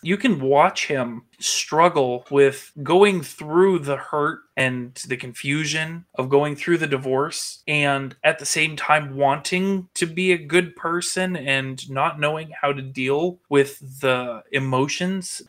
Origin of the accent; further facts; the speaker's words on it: the North, United States; I grew up with it in the North too